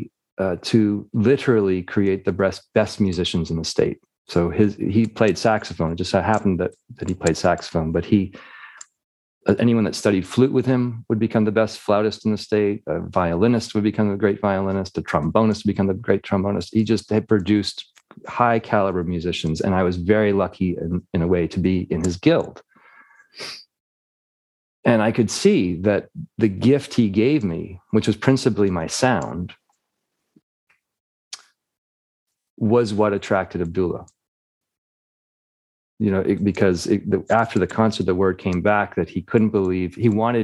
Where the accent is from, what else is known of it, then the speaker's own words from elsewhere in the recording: United States; I'm from the States